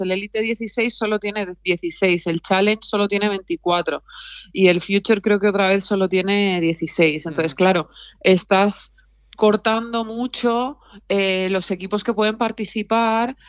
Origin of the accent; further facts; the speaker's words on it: Alicante, Valencian Community, Spain; moved away; also born or lived in Tenerife; las dos somos de Alicante